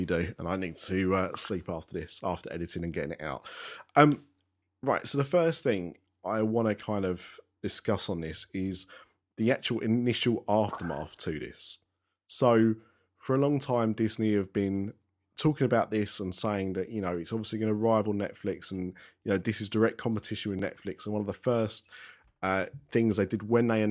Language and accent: English; United Kingdom; how we do things in the UK